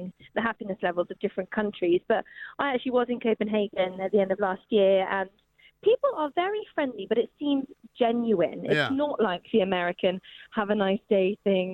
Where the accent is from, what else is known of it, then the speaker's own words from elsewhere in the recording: United Kingdom; Brits are so funny because we do complain a lot